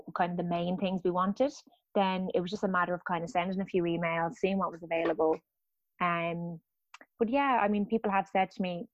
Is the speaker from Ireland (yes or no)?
yes; Dublin, Leinster, Ireland; moved away; I'm from Dublin